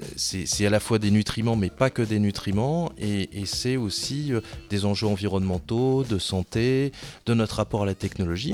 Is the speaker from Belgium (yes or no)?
no; France; on est français